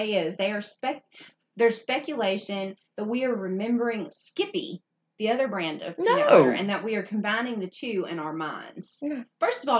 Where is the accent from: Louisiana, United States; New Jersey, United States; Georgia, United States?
Louisiana, United States; northern; We're from Louisiana, but not the part of Louisiana where it's full of culture and we sound like lips, like honey's dripping from our lips. No, we're from the part of Louisiana that's like the northern part